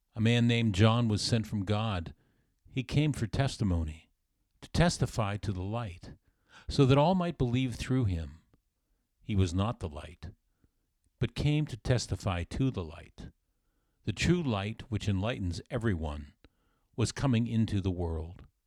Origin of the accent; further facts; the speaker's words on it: South Florida, United States; When I was a boy growing up in South Florida